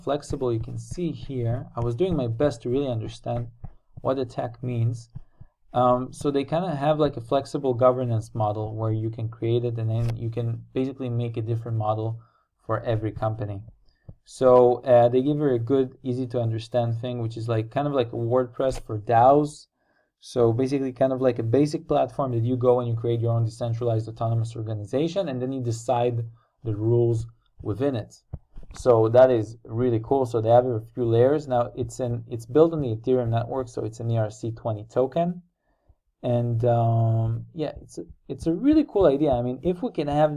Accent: Israel; I'm also from Israel

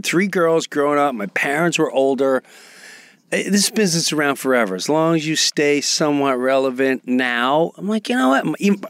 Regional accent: Kentucky, United States; born there; And I was born in Kentucky.

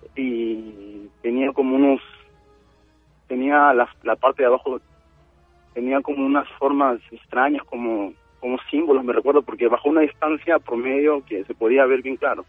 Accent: Lima, Peru; now in Nagoya, Japan; cuando tenía unos 11 años, estaba en Perú, mi mamá se compró un terreno en Santanita.

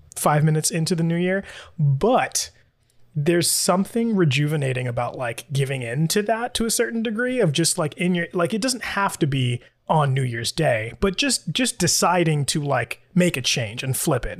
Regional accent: New York City, New York, United States; now in Florida, United States; I am from New York City. That's where I grew up

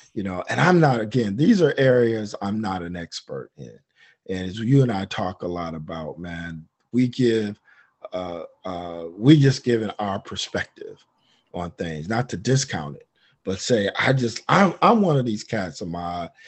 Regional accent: Detroit, Michigan, United States; moved away; I'm from Detroit

